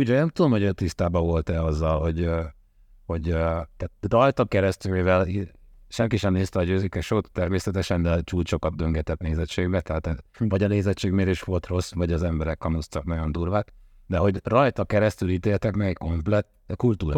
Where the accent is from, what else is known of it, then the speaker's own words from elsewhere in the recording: Hungary; attól vagyok én magyar, hogy én itt születtem, itt szocializálódtam